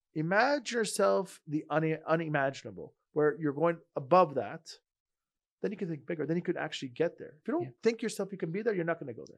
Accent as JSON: {"language": "English", "town": "Montreal", "region": "Quebec", "country": "Canada", "said": "I'm from Montreal"}